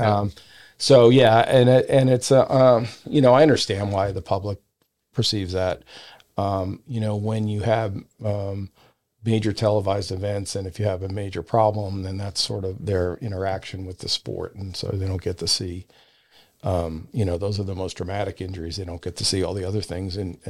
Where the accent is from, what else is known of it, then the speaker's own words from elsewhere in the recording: Belmont Park, New York, United States; moved away; I grew up near Belmont Park.